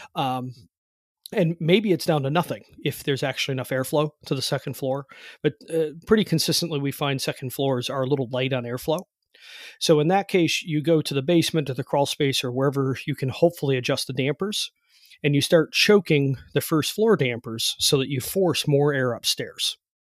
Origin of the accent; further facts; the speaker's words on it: Cleveland, Ohio, United States; now in West Virginia, United States; I've moved now. I live in West Virginia, but I'm from Cleveland